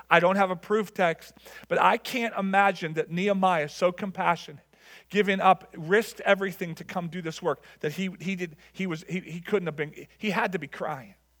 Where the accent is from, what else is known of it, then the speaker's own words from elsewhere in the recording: Level Green, Pennsylvania, United States; I grew up in Level Green, and, and, and going to Kennywood